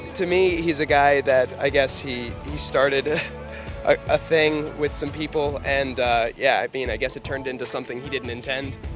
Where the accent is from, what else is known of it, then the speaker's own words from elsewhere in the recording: Iowa, United States; We're from Iowa